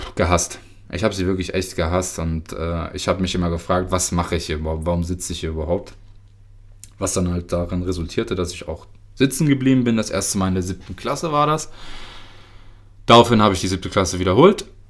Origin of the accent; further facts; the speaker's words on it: Lower Saxony, Germany; also born or lived in Karaganda, Kazakhstan; ich komme aus Niedersachsen